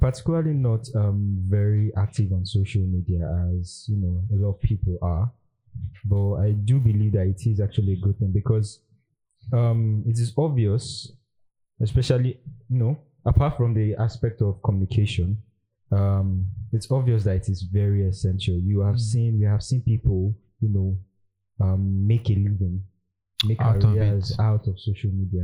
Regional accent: Nigeria; as a Nigerian, as a student

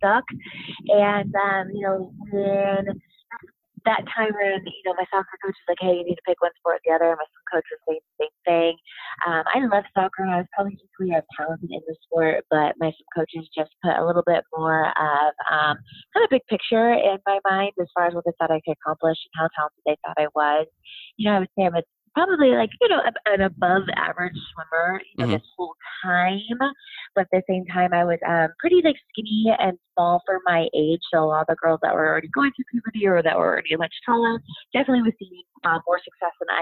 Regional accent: Lake Forest, California, United States; I joined the Summer League swim team in my hometown of Lake Forest, California

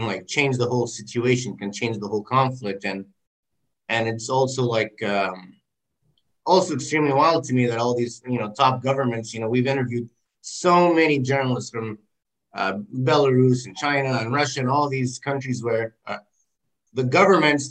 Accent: Lebanon; now in Los Angeles, United States; I come from Lebanon

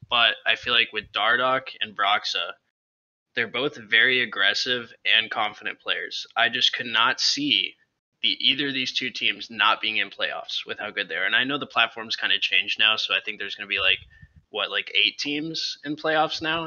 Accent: United States; now in Sumter, United States; I am from Orange County

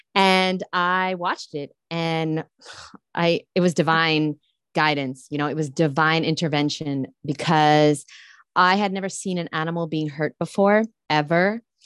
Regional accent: New York City, New York, United States; I grew up in Brooklyn, New York

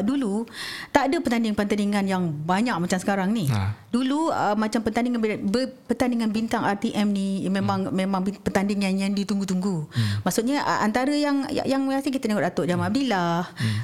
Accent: Malaysia; tinggal di sebuah kampung dekat uh, kampung Kesang nama kampung saya dekat situ.

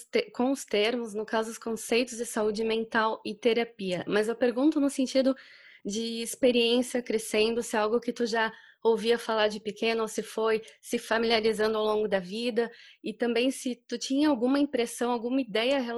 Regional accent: Indaial, Santa Catarina, Brazil; now in Germany; eu sou natural da cidade de Indaial, ali em Santa Catarina, que é uma cidade bem pequena, é

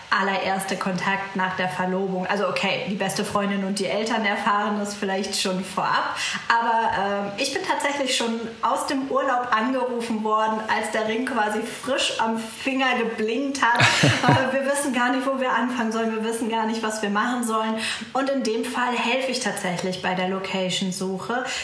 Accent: Münster, North Rhine-Westphalia, Germany; ich komme aus Münster

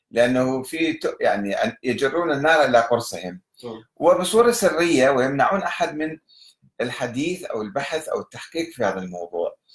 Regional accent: Egypt; في مصر عندنا في مصر

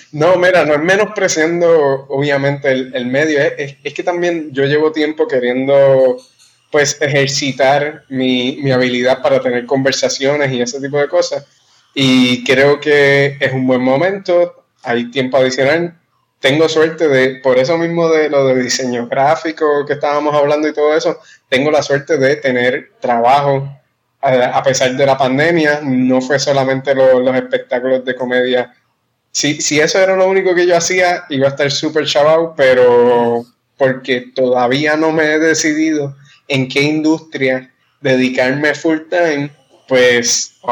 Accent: Trujillo Alto, Puerto Rico; yo soy de Trujillo, yo soy de Trujillo.

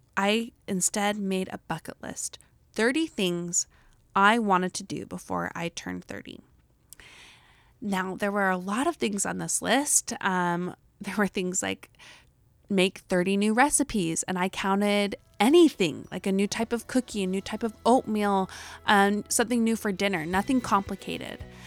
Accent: Utah, United States; accent: Utah; my Utah accent

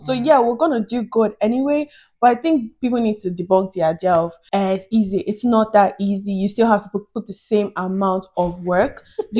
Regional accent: Nigeria; now in Dublin, Ireland; I'm Nigerian

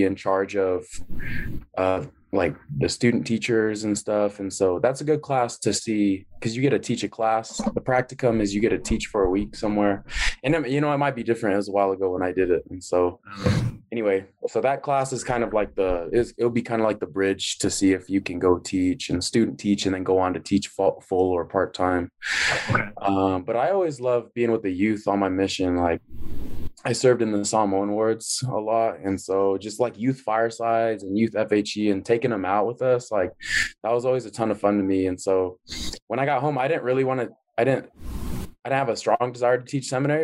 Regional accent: Kennewick, Washington, United States; now in Orem, United States; I'm from Kennewick, Washington, from Washington State. Currently live in Orem

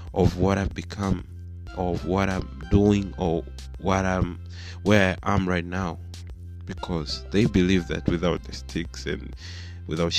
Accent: Tanzania; we grew up in Africa, mostly in Tanzania

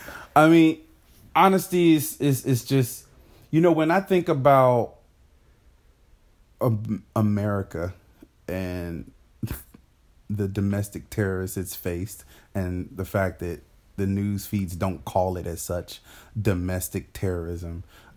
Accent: Fayetteville, North Carolina, United States; how I've learned to talk to white people over the years growing up in Fayetteville, North Carolina.

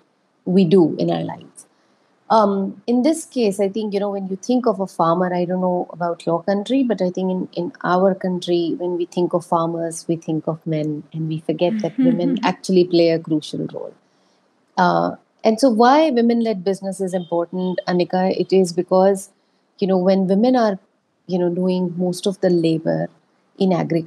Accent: Rajasthan, India; I was born in Rajasthan. I grew up in Rajasthan.

